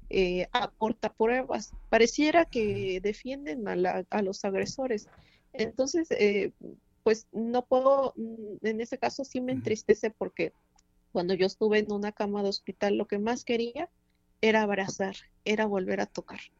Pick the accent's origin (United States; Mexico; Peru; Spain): Mexico; Oaxaca; como víctima, como ciudadana, como oaxaqueña, que soy eh, muy afortunada en el sentido de, la cultura, ser de aquí